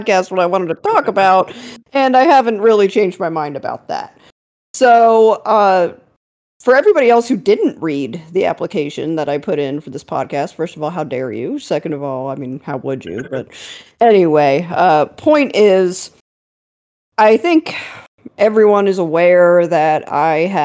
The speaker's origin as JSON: {"language": "English", "region": "Maryland", "country": "United States", "tie": "born or raised there", "said": "growing up in Maryland"}